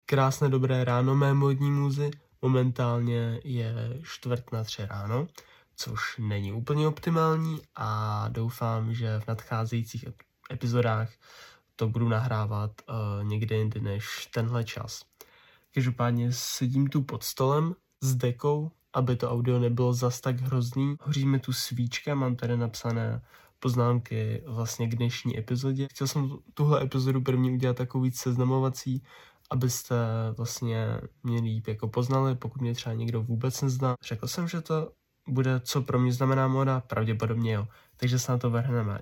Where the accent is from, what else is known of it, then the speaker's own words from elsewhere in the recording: Ústí nad Labem, Ústí nad Labem Region, Czechia; jsem z Ústí nad Labem, což je v některých aspektech celkem konzervativní město